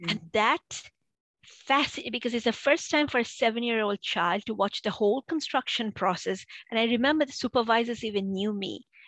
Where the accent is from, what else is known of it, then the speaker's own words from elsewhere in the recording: Boston, Massachusetts, United States; I grew up in Boston.